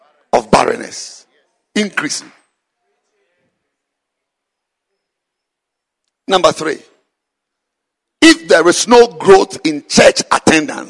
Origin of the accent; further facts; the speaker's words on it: Ghana; I'm a Ghanaian, I'm not a Zimbabwean.